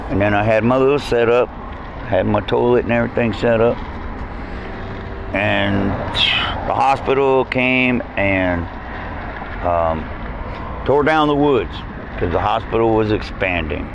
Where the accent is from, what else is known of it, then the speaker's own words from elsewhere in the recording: Annapolis, Maryland, United States; Annapolis, Maryland, my hometown where I grew up.